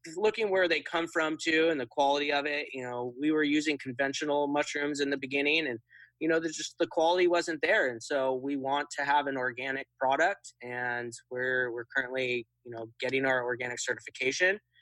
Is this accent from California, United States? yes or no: yes; Occidental, California, United States; my hometown of Occidental in Sonoma County